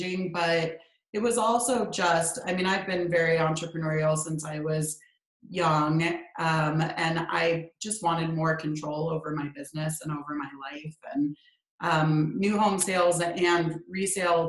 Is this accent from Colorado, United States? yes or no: yes; Colorado, United States; also born or lived in California; When we moved to Colorado when I was really young from California